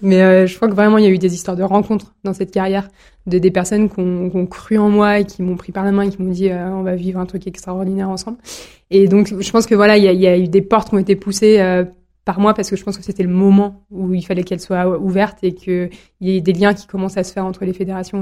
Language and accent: French; Villard-sur-Doron, Auvergne-Rhône-Alpes, France; also born or lived in Chambéry; J'habite dans le Beaufortin, j'y ai toujours grandi. Je suis née à Chambéry, de deux parents savoyards et agriculteurs